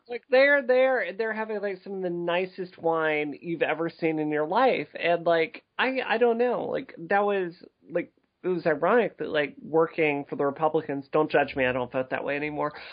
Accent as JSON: {"language": "English", "region": "Mississippi", "country": "United States", "tie": "born or raised there", "said": "growing up in Mississippi"}